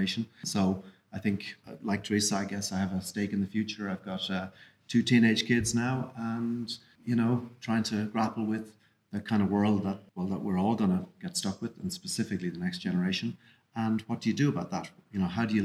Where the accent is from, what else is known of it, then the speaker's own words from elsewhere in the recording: Kilkenny, Leinster, Ireland; moved away as an adult; now in Dublin, Ireland; I grew up in Kilkenny